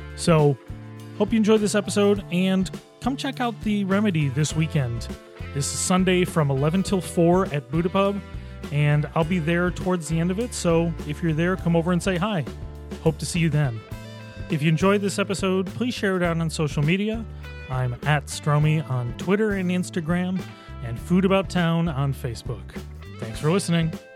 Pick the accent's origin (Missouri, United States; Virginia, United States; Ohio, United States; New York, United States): New York, United States; Boston; now in Rochester, United States; I was in scenic Boston, New York